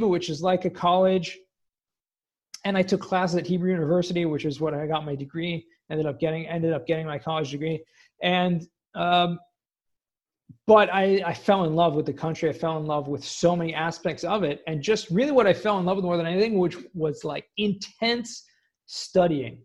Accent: Los Angeles, California, United States; moved away as an adult; also born or lived in San Diego / Israel; I grew up in Southern California in Los Angeles, San Fernando Valley, if anyone knows where that is, Woodland Hills

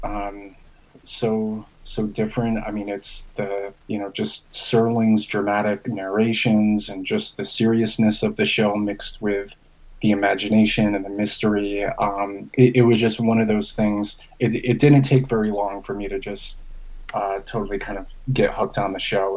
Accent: Albany, New York, United States; moved away as an adult; also born or lived in Kentucky; now in Tempe, United States; I actually am originally from upstate New York

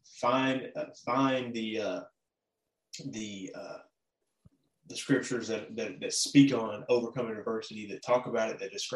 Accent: Memphis, Tennessee, United States; I'm from Memphis

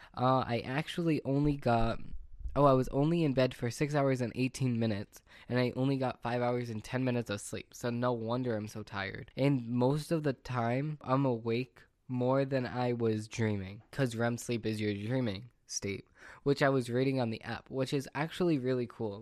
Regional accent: Massachusetts, United States; I'm from Massachusetts

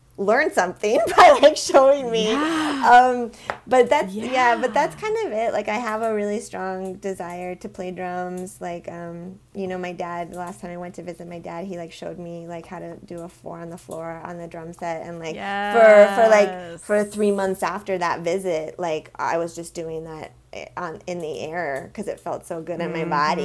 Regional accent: Vermont, United States; now in Los Angeles, United States; I grew up with in Vermont

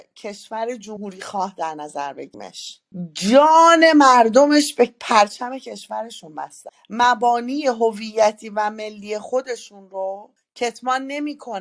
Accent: Sari, Mazandaran, Iran; شهر من بود شهر ساری

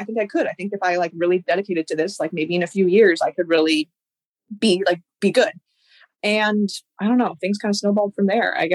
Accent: California, United States; I grew up in California, went through like California track

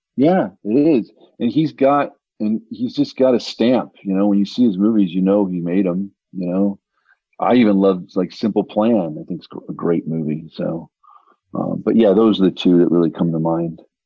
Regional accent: Denver, Colorado, United States; when I was growing up in the 80s, I, I'm from Denver, Colorado

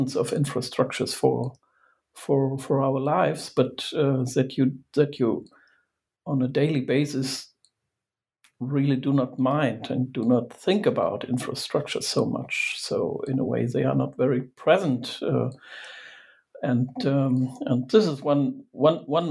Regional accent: Germany; I'm from Germany

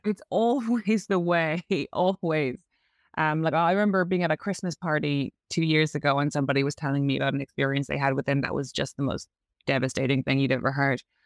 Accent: Ireland; accent: Irish; moved away as an adult; also born or lived in London

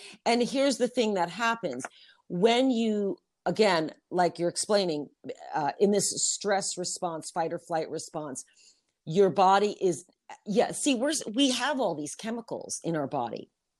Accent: New York, United States; now in Utah, United States; I was already in Utah for a couple months. I came from New York.

